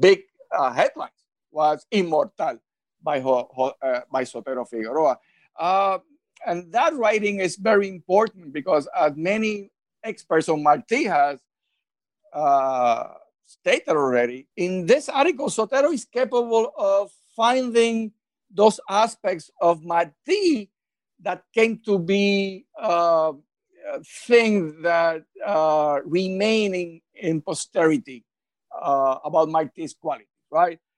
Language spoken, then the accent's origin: English; Puerto Rico; first language Spanish; English is a second language; I was born and raised in Puerto Rico, so Spanish is my uh, uh, uh, original language